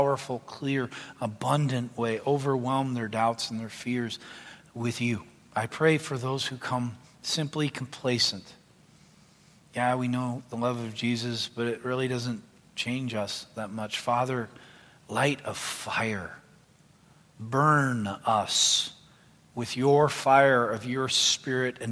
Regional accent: Canada; moved away; I'm Canadian by birth.

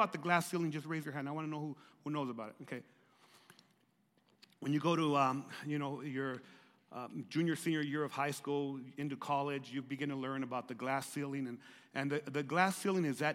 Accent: Lordsburg, New Mexico, United States; I was living in Lordsburg, growing up in Lordsburg, New Mexico

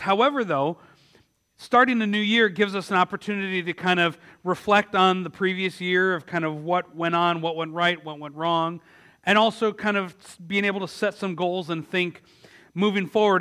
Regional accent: Milwaukee, Wisconsin, United States; my hometown of Milwaukee

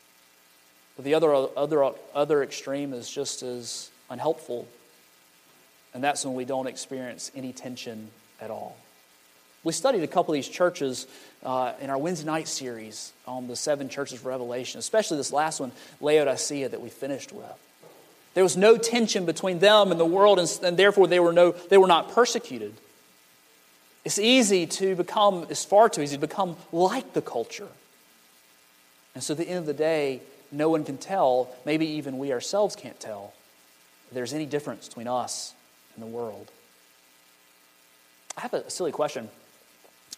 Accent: Montgomery, Alabama, United States; now in Brewton, United States; I'm from Montgomery, Alabama.

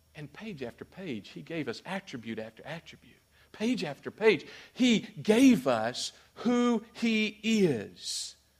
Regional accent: Mississippi, United States; I'm from Mississippi

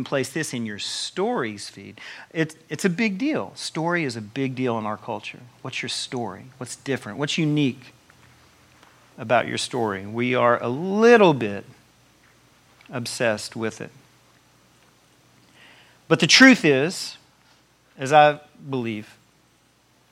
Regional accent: Tennessee, United States; I'm from Tennessee

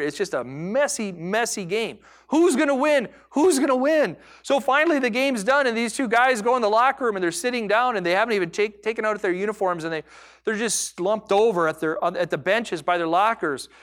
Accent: United States; I am an American.

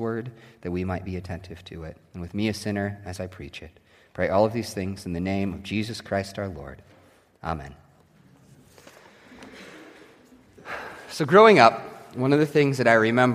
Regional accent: Nebraska, United States; growing up in Nebraska

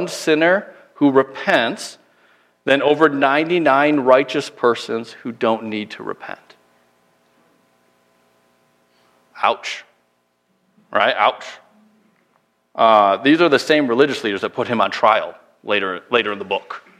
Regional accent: Minnesota, United States; moved away; also born or lived in Illinois; we're both from Minnesota originally, but my last church was in the middle of Illinois

